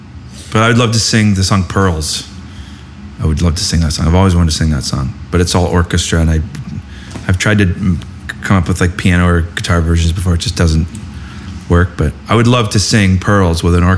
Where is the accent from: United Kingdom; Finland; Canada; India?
Canada; as a sports fan and as a Canadian kid